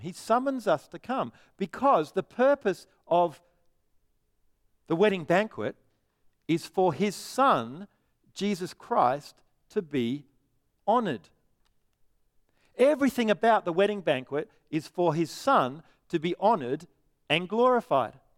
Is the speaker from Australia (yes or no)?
yes; Perth, Western Australia, Australia; I'm from Perth.